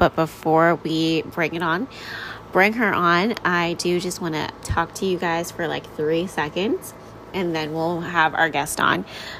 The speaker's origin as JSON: {"language": "English", "region": "New York", "country": "United States", "tie": "born or raised there", "said": "We grew up in New York together, so she kind of has a New York accent. I'm like, oh my gosh, it's so funny. I definitely don't because I moved around a little bit more after my childhood."}